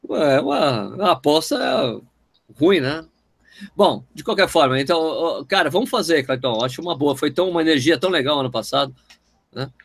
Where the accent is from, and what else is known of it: Brazil